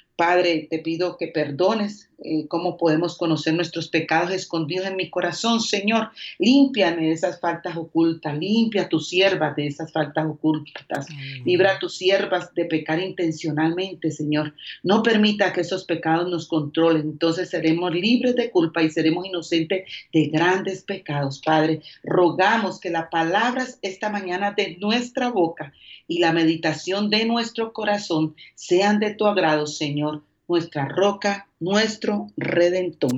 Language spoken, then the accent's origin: Spanish; Colombia; moved away as an adult; also born or lived in Dominican Republic; now in Mexico City, Mexico; soy colombiana